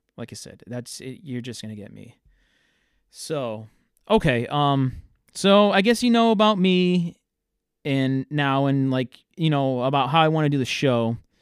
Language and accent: English; Fairhaven, Massachusetts, United States; also born or lived in Worcester, Massachusetts; I grew up in a town that nobody really knows. It's named Fairhaven.